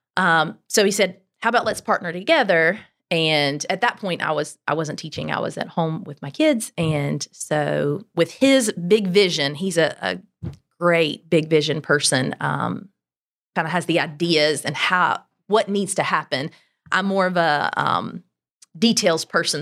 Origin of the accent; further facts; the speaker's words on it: Greenville, South Carolina, United States; I am from Greenville. We've been here, well, I've lived here since I was five, so I claim it. Uh, grew up in Berea